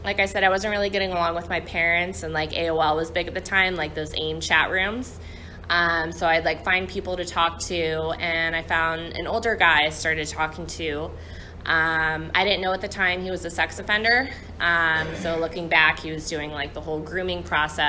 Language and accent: English; St. Louis, Missouri, United States; I'm from St. Louis.